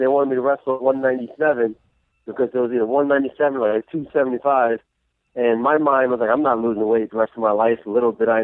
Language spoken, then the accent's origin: English; Freeport, New York, United States; born or raised there